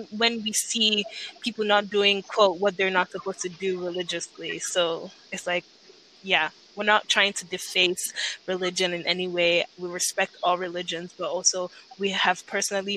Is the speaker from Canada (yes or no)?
no; Nigeria; when I was growing up in Nigeria